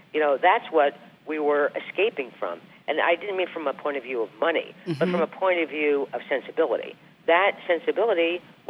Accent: New Jersey, United States; now in New York, United States; I was from New Jersey

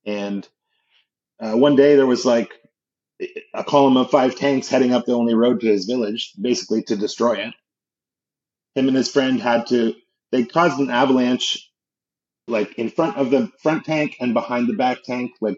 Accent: Canada; growing up in Canada

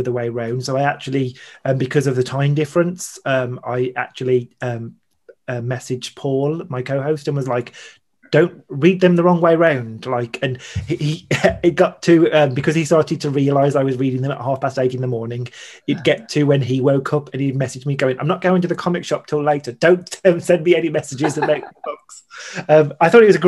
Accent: United Kingdom; makes me proud about being British

